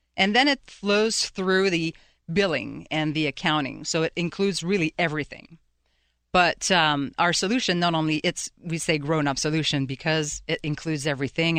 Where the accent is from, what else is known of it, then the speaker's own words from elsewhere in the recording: Quebec City, Quebec, Canada; moved away as an adult; now in Pittsburgh, United States; I'm originally from Quebec City in Canada